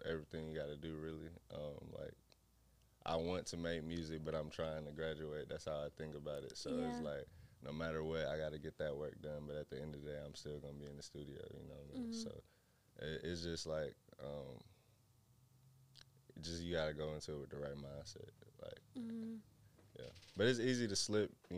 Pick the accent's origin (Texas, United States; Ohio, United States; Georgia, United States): Georgia, United States; Decatur; also born or lived in Riverdale, Georgia; I'm from Decatur.